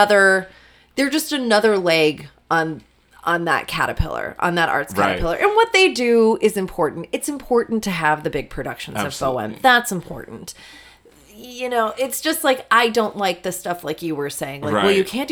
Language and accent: English; outside of San Francisco, California, United States; moved away as an adult; now in Chicago, United States; I grew up outside of San Francisco.